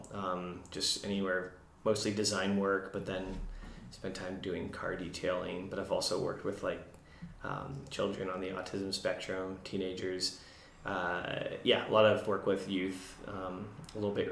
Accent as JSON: {"language": "English", "town": "Windsor", "region": "Ontario", "country": "Canada", "moved": "yes", "lives_now": "British Columbia, Canada", "said": "I'm from Ontario, Windsor."}